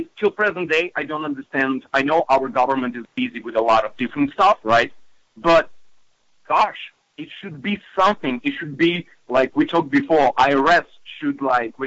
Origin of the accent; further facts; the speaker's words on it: Belarus; English is a second language; also born or lived in Russia; now in United States; me being immigrant. You know, I came from Belarus, from Russia